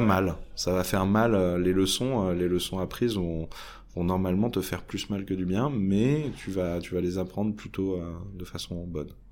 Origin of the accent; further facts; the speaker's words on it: France; je suis français sur plein de caractères